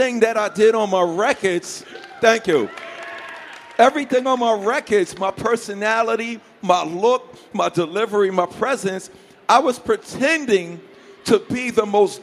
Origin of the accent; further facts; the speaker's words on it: New York City, New York, United States; growing up in Hollis, Queens, New York